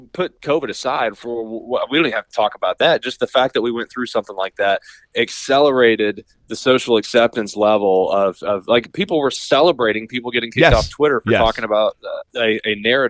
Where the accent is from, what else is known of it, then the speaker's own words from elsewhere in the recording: Appalachia, United States; Like, I grew up in Appalachia, where the things that are socially acceptable where I grew up, you cannot do in Silicon Valley without being looked at funny, right?